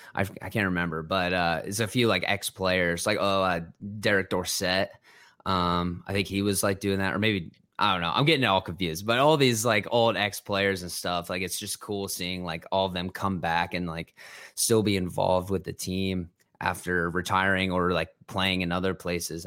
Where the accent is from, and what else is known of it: Ohio, United States; born or raised there; also born or lived in New Jersey